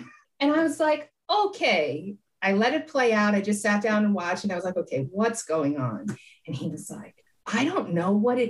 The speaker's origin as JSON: {"language": "English", "town": "Queens", "region": "New York", "country": "United States", "tie": "born or raised there", "said": "I'm a kid from Queens, New York. I grew up with hip hop. I remember seeing like … and … in the parks when I was a kid."}